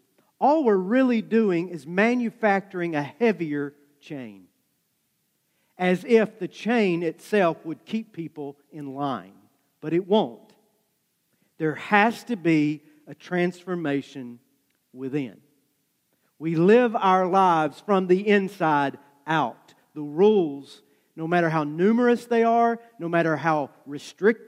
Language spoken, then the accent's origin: English; just south of Dayton, Tennessee, United States; moved away; Dayton, Tennessee is just north of where I grew up